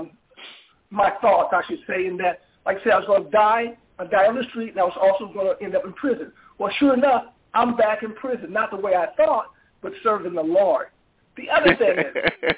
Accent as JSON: {"language": "English", "town": "St. Louis", "region": "Missouri", "country": "United States", "tie": "born or raised there", "said": "I grew up in St. Louis. I grew up in the ghettos of St. Louis"}